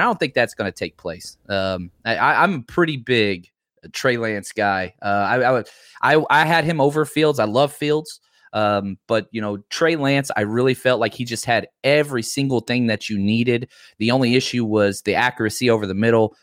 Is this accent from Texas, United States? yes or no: yes; Dallas, Texas, United States; I grew up in Dallas